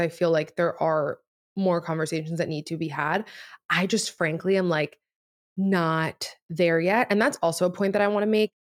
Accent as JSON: {"language": "English", "town": "Miami", "region": "Florida", "country": "United States", "tie": "born or raised there", "also_born_or_lived": "New York", "first_language": "Spanish", "second_language": "English", "moved": "as an adult", "said": "Spanish was my first language, and then, obviously, just, like, growing up in Miami"}